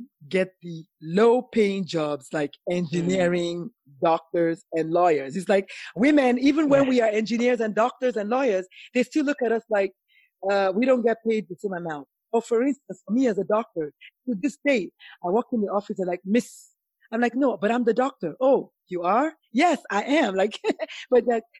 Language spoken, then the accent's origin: English; Nigeria; moved away; also born or lived in South Carolina; as a Nigerian woman